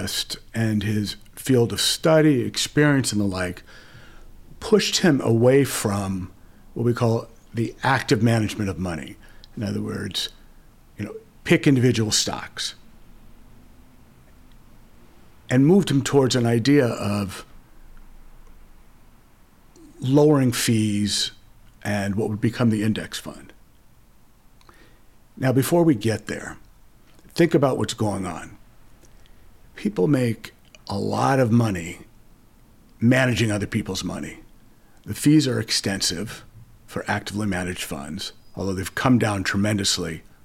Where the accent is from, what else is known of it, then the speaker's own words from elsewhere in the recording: Los Angeles, California, United States; I grew up in Los Angeles, traveled, worked in a few different cities, but came back